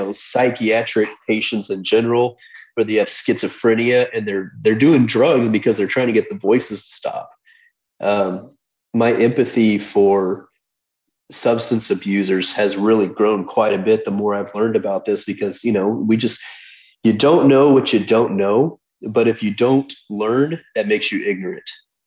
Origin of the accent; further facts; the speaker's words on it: Portland, Oregon, United States; I came from Portland, Oregon, where the homeless population there is out of control.